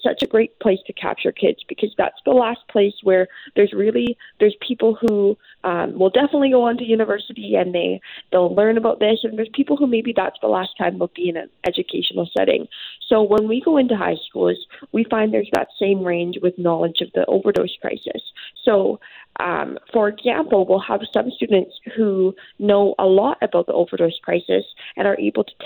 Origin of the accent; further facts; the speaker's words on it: Port Moody, British Columbia, Canada; I'm from Port Moody